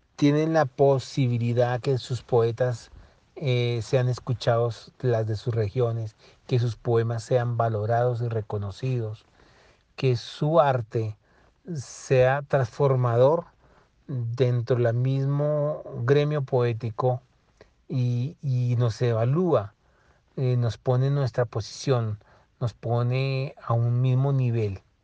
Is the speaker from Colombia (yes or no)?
yes; Colombia; somos colombianos todos